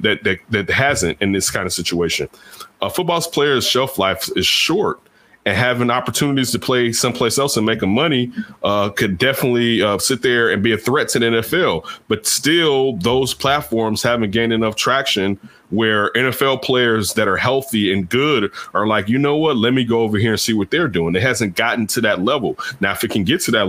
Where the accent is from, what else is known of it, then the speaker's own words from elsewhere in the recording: Chicago, Illinois, United States; I grew up in Chicago